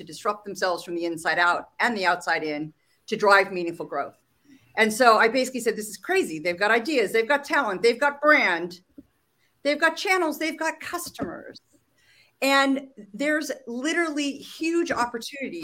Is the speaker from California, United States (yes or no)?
yes; Silicon Valley, California, United States; I'm a native Californian, which is only interesting because I grew up in Silicon Valley